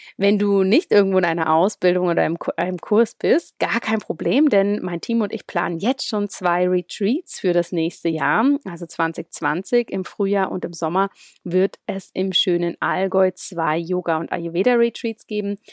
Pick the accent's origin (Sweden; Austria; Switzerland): Switzerland; Zurich; ziemlich viel immer von Zürich aus gearbeitet, meinem Heimatort